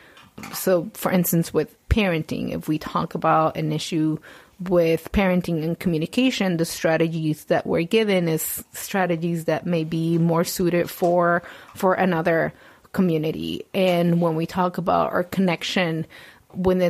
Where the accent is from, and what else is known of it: Puerto Rico; English is a second language; moved away